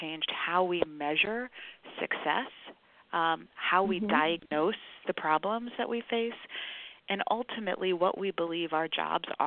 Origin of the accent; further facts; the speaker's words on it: Chicago, Illinois, United States; I'm a Chicagoan, grew up, born and raised on the South Side, grew up in Bronzeville and then in Hyde Park